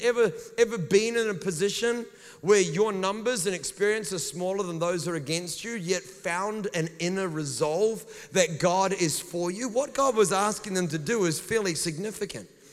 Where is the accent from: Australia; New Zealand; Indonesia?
New Zealand; accent: New Zealand; they just think it's my New Zealand accent